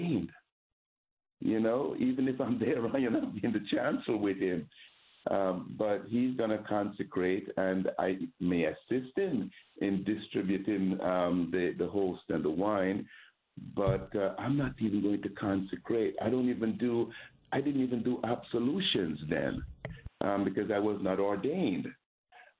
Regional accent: Jamaica; moved away; I grew up Roman Catholic in Jamaica

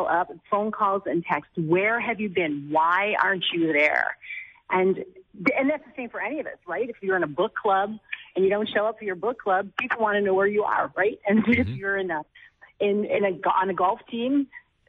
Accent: Buffalo, New York, United States; I'm from Buffalo

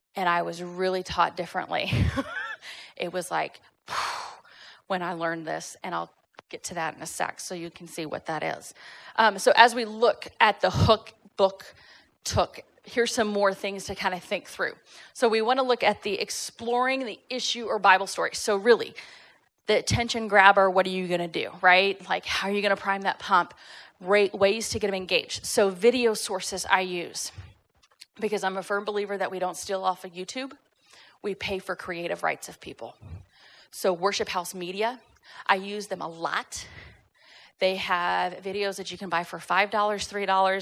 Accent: Fort Worth, Texas, United States; moved away as an adult; also born or lived in Irvine, California / Northern California; now in Tyler, United States; born and raised in Texas, grew up at Fort Worth

